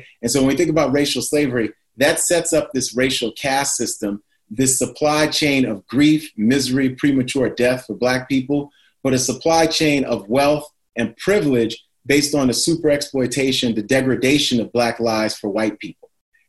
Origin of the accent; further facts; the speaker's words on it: New York City, New York, United States; I grew up in New York City.